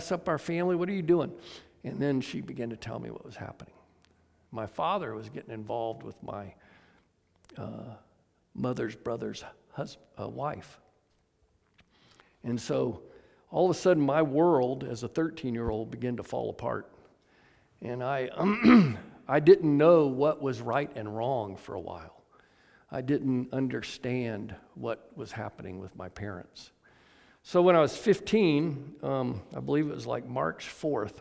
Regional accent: Atlanta, Georgia, United States; I was raised in Atlanta, Georgia

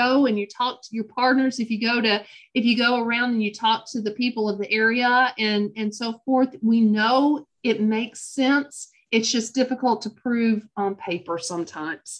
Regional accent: Lexington, Kentucky, United States; also born or lived in Minnesota; now in Corbin, United States; I'm a Kentuckian by birth, but an Appalachian by choice. I was born up in the Lexington area

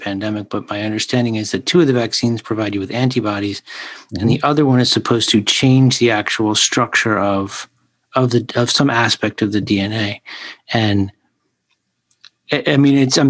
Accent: Philadelphia, Pennsylvania, United States; now in New York, United States; I'm from Philly.

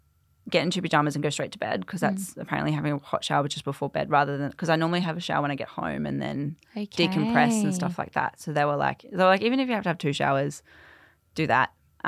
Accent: Queensland, Australia; So I grew up in central Queensland. Yep. So like 3 hours inland from Mackay.

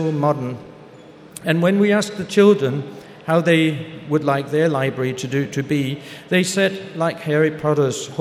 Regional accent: Aarhus, Central Denmark Region, Denmark; back to Aarhus, my hometown, where I come from

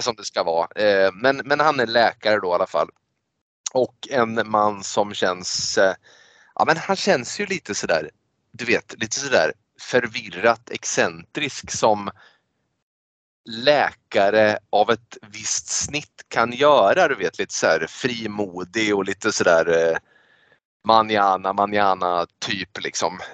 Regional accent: Sweden; vi är svenskar

